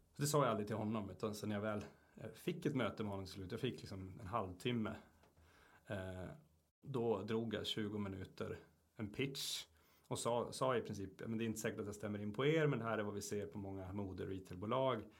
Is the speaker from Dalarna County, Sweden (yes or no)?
no; Luleå, Norrbotten County, Sweden; uppe i Luleå där jag kommer ifrån